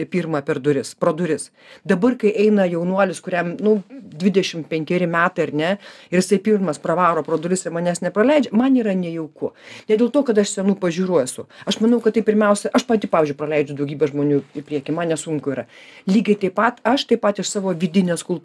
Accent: Kaunas, Kaunas County, Lithuania; aš ne Vilnietė, aš Kaunietė

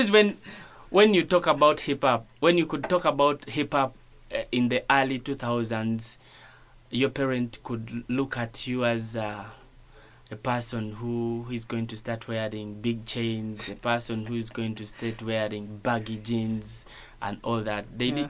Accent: Uganda; English is a second language

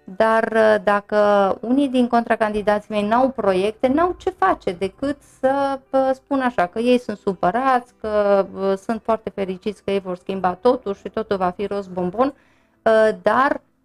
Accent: Târgu Mureș, Mureș County, Romania; eu m-am născut în Târgu Mureș, am învățat în Târgu Mureș, am trăit de când mă știu în Târgu Mureș

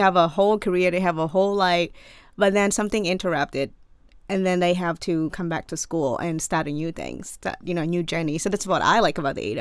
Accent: Cambodia; English is a second language; moved away as an adult; also born or lived in Maryland, United States; now in United States; I am from Cambodia

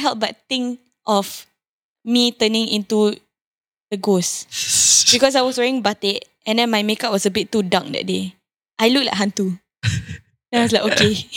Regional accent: Singapore; I'm Singaporean.

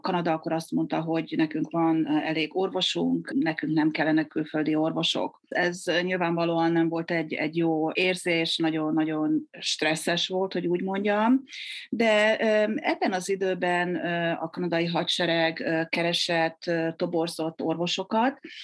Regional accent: Győr, Győr-Moson-Sopron, Hungary; moved away as an adult; now in Canada; én is győri vagyok

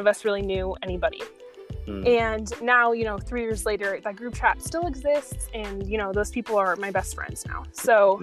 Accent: San Diego, California, United States; moved away as an adult; I'm from San Diego, California

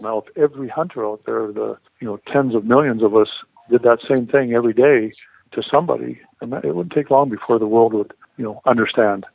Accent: Saskatchewan, Canada; that's what we grew up hunting in in Saskatchewan in Canada

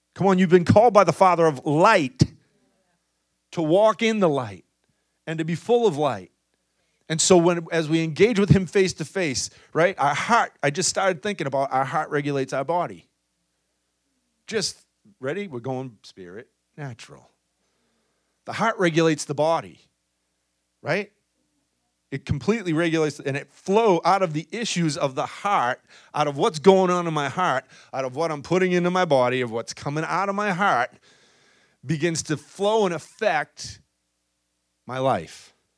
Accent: Boston, Massachusetts, United States; accent: thick Boston

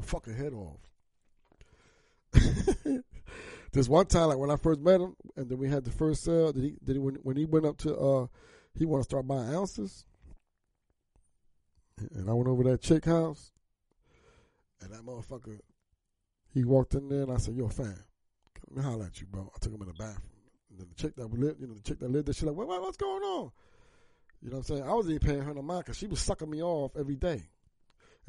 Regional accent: New Jersey, United States; I was from South Jersey

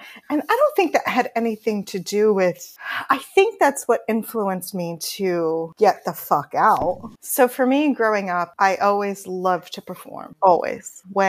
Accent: Homosassa Springs, Florida, United States; moved away as an adult; also born or lived in Bronx, New York / Long Island; now in New York, United States; in Citrus County. I'm calling it Citrus County because there's different cities and towns. I think where my grandmother lived was technically Inverness, but I grew up in Homosassa Springs.

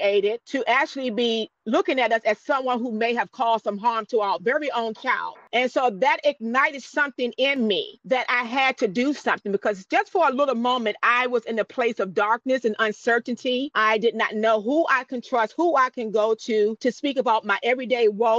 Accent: Newport News, Virginia, United States; now in Mattaponi, United States; I actually live in Mattapani, Virginia, originally from Newport News, Virginia

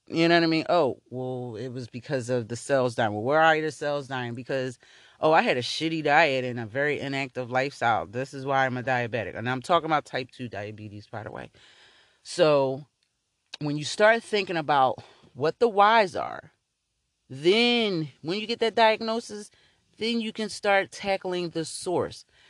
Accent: Philadelphia, Pennsylvania, United States; I grew up in North Philly

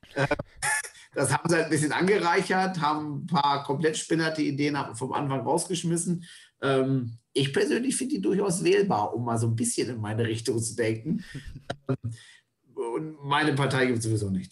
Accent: Northern Germany, Germany; ich bin auch aus Norddeutschland, kernig bis fest Norddeutsch

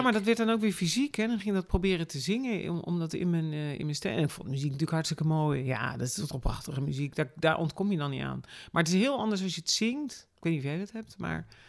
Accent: Rotterdam, South Holland, Netherlands; Ik ben inderdaad geboren, geboren en getogen in Rotterdam

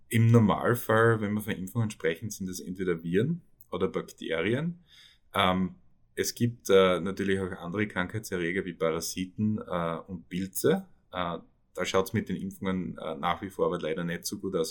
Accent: on the Carinthian border, Styria, Austria; moved away as an adult; also born or lived in Köflach / Vienna; now in New York, United States; Ich bin auch Steirer, ich bin auf der Backe aufgewachsen, also an der Kärntner Grenze eigentlich, hart an der Grenze

